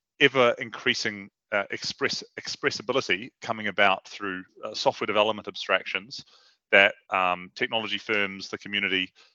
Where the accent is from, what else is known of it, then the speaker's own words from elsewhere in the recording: New Zealand; moved away as an adult; now in London, United Kingdom; I'm from New Zealand originally. I came to London in 2005, having just finished a master's in computer science.